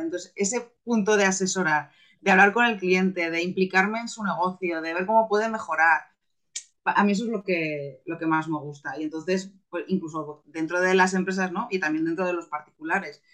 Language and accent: Spanish; Zaragoza, Aragon, Spain; soy una maña, soy de Zaragoza